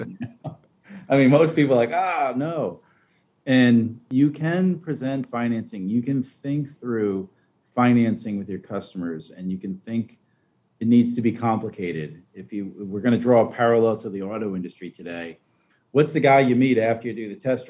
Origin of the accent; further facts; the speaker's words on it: Long Island, New York, United States; moved away; I'm from Long Island originally